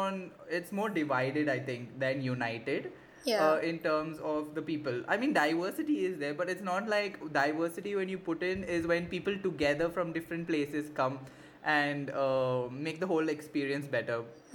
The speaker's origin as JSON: {"language": "English", "country": "India", "said": "Because see, I'm not from India. I mean, I'm from India, but like I'm an NRI."}